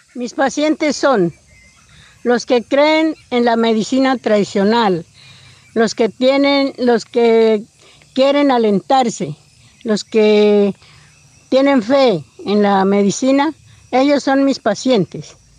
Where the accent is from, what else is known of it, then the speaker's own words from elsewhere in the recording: Puerto Umbría, Putumayo, Colombia; Nací en Puerto Umbría, Putumayo. Mi padre era ingano, mi madre era siona. Nosotros vivíamos en Umbría, trabajábamos con mi padre. Y nosotros nos crecimos allá en ese pueblo